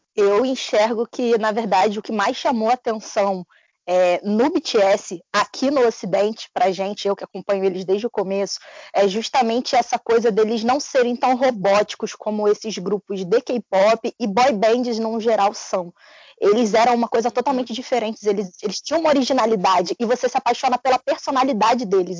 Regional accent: Rio de Janeiro, Brazil; sou carioca e falo igual um traficante

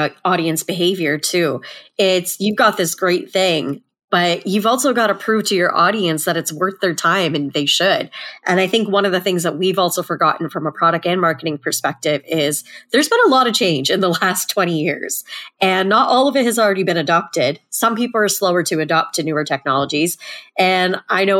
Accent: Canada; as a Canadian

